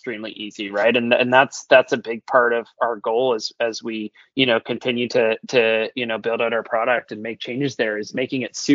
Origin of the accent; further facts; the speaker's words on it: Toronto, Ontario, Canada; moved away; also born or lived in Orlando; I'm originally born and raised in Toronto